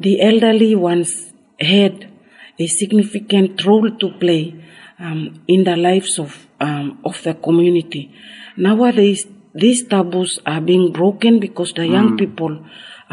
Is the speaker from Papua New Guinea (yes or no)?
yes; Carteret Islands, Bougainville, Papua New Guinea; I come from Carteret, a small atoll island in Bougainville in Papua New Guinea.